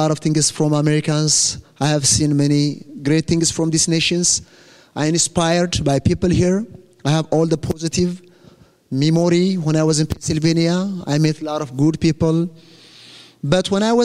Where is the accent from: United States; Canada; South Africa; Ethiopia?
Ethiopia; first language Amharic; English is a second language; I came from Ethiopia. That's my country